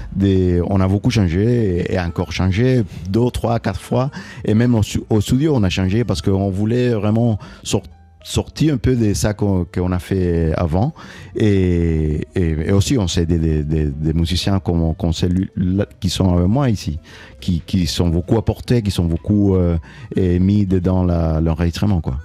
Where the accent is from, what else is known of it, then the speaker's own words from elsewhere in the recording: Cuba; now in Toulouse, France; quand je pense à Cuba, c'est, de l'extérieur, donc euh, euh, je la vois loin, même si elle est toujours là avec moi partout